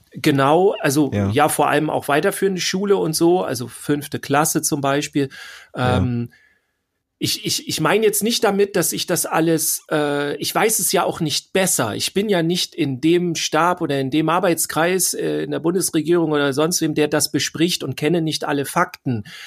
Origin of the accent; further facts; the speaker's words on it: Schleswig-Holstein, Germany; bei uns in Schleswig-Holstein